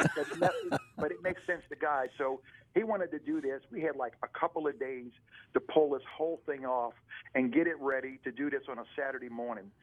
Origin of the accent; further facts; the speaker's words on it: New Orleans, Louisiana, United States; accent: southern Louisiana twang; moved away as an adult; now in Buffalo, United States; born and raised in New Orleans